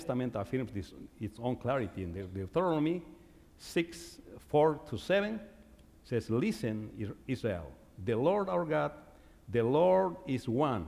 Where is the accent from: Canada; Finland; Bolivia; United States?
Bolivia; first language Quechua; English is a second language; moved away; I was growing up in Bolivia, I was probably 9 years old